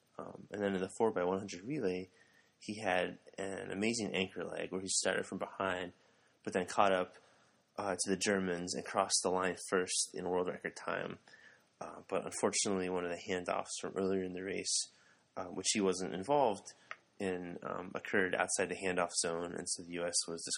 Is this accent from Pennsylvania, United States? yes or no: yes; Allentown, Pennsylvania, United States; moved away; I'm originally from Allentown, Pennsylvania